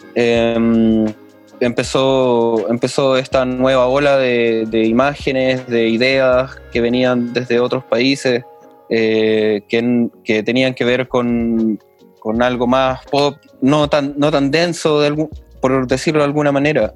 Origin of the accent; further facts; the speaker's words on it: Santiago, Santiago Metropolitan Region, Chile; yo, que nací en Santiago, vivía en la Florida